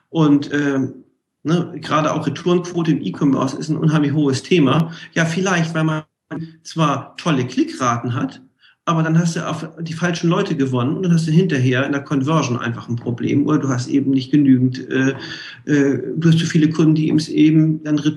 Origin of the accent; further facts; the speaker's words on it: Hamburg, Germany; ich komme ja aus Hamburg, hanseatischer Kaufmann.